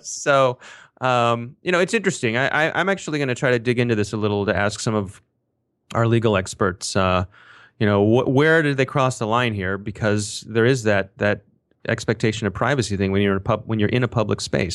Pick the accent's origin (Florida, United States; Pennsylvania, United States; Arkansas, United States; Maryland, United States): Maryland, United States; Ellicott City; I happen to live, uh, right near Ellicott City, Maryland. It is my hometown